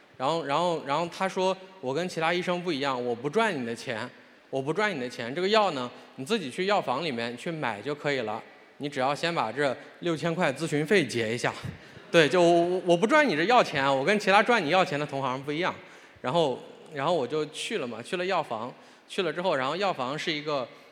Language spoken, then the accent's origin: Chinese; Shandong, China; 我是山东人，这跟大家说一下，我是山东人，我高中毕业于山东师大附中，这是我们山东最好的学校之一，也是最卷的学校之一